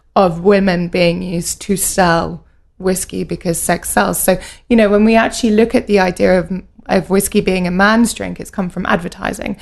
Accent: United Kingdom; also born or lived in Edinburgh; I grew up just outside of London

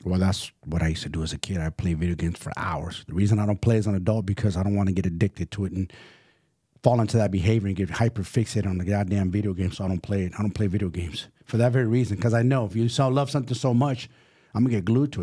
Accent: San Francisco, California, United States; also born or lived in Salinas / San Jose; I'm from San Francisco

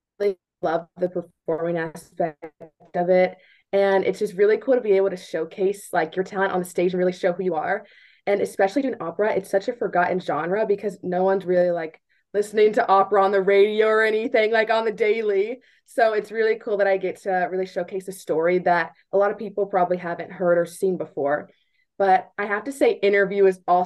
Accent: Wichita, Kansas, United States; I'm from Wichita, Kansas

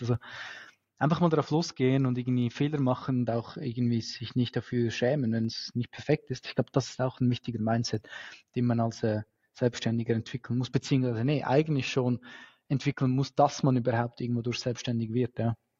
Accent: Switzerland; bei uns in der Schweiz

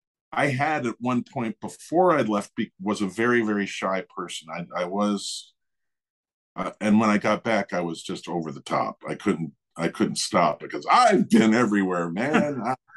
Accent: Eugene, Oregon, United States; born there; I was born in Eugene, Oregon.

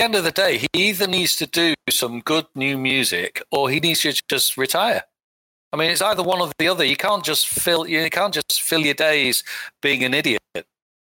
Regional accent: United Kingdom; We have a little phrase here in the UK.

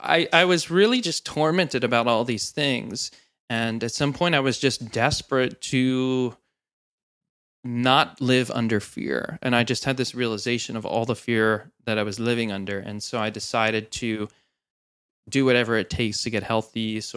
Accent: New Jersey, United States; So I was born into the church, and they started the church right around when I was born in New Jersey.

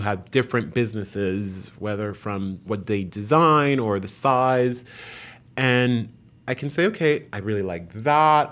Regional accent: New York City, New York, United States; also born or lived in Haiti; I grew up in a Haitian family in New York, in Queens.

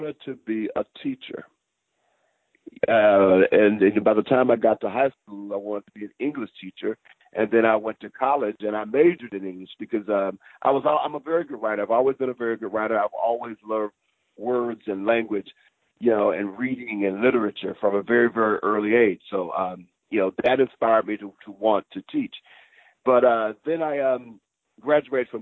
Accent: Cordele, Georgia, United States; moved away as an adult; now in New York, United States; I am, yes, from small town Georgia

